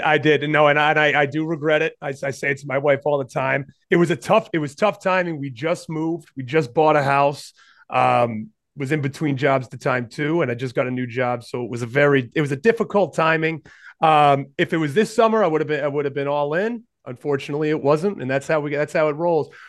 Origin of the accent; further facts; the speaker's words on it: Rhode Island, United States; growing up in Rhode Island. So we're both from, both from Rhode Island